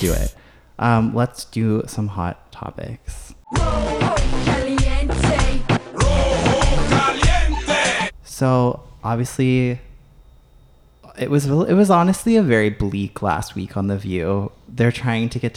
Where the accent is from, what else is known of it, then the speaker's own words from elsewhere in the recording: Canada; as a Canadian